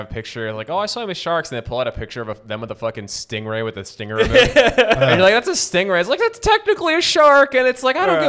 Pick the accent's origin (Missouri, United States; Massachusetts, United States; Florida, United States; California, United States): Florida, United States; I grew up in Florida